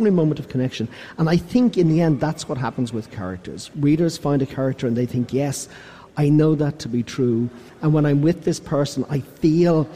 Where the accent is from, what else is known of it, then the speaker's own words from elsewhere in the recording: Ireland; I come from Ireland.